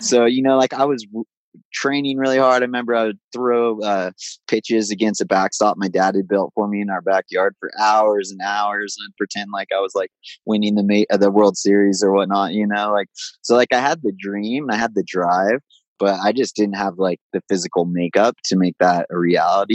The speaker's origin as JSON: {"language": "English", "town": "Big Bear Lake", "region": "California", "country": "United States", "tie": "born or raised there", "said": "my hometown, Big Bear Lake in Southern California"}